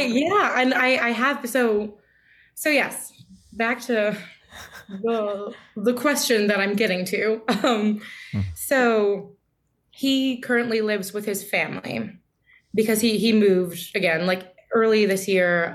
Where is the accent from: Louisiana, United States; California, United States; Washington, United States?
California, United States; moved away; We're both from California